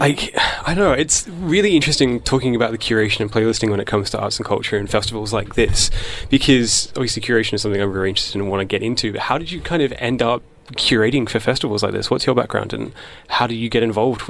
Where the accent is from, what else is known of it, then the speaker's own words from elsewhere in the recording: Perth, Western Australia, Australia; I'm from Perth, so I'm like, WA, yes!